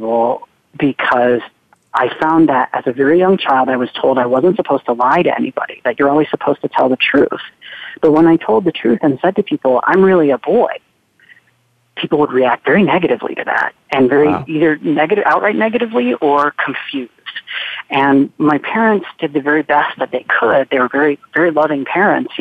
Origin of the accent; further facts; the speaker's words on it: Charlotte, North Carolina, United States; I'm growing up in the South. I'm at high school in Charlotte, North Carolina.